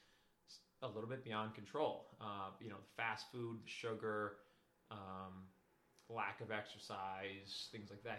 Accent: Schenectady, New York, United States; I grew up in Schenectady right here

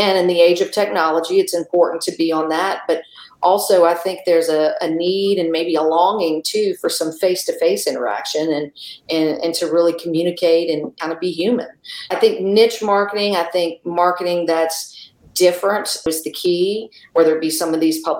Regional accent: South Louisiana, United States; moved away as an adult; now in Tulsa, United States; I was born and raised in South Louisiana.

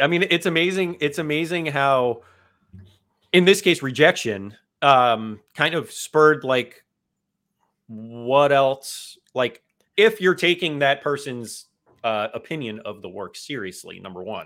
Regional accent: South Florida, United States; South Florida, it's there's the influences that are global down here, and when you're here your entire life, you pick up on everything

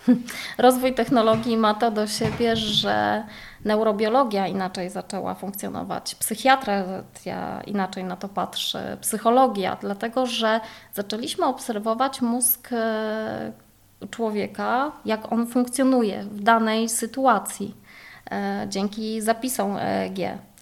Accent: Poznań, Greater Poland, Poland; ja pochodzę z Poznania

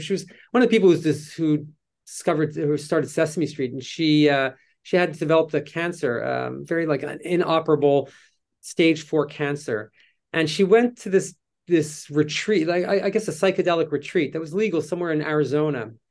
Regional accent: Canada; moved away as an adult; I'm Canadian

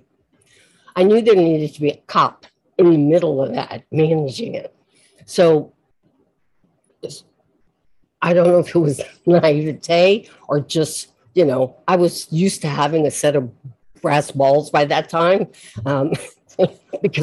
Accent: South Louisiana, United States; I'm from South Louisiana and I'm Catholic

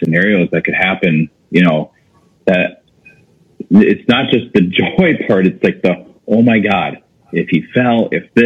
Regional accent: Wisconsin, United States; moved away as an adult; also born or lived in San Diego / Boulder, Colorado / Miami; now in Minneapolis, United States; I grew up in Wisconsin

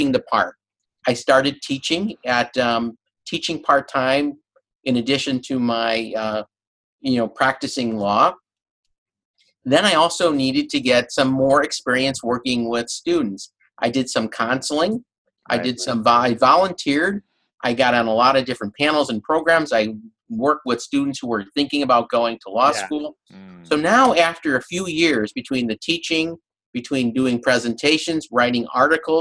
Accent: Chicago, Illinois, United States; moved away as an adult; also born or lived in Champaign, Illinois; now in Boston, United States; I'm from Chicago. That was my hometown, one of the best cities

